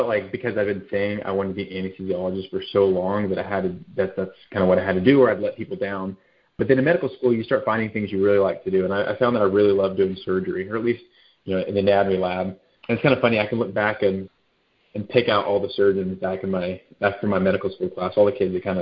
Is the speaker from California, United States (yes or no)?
no; Dallas, Texas, United States; moved away as an adult; also born or lived in Provo, Utah / Georgia; now in San Antonio, United States; I grew up in Dallas, a Texas boy